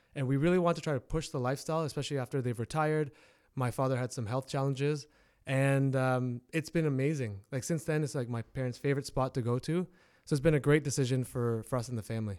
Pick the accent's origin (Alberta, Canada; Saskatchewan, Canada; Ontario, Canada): Ontario, Canada; Hamilton; local, born and raised in Hamilton.